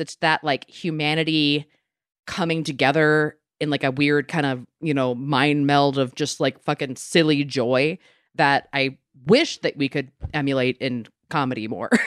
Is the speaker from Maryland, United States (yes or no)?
yes; Maryland, United States; moved away; I'm from Maryland originally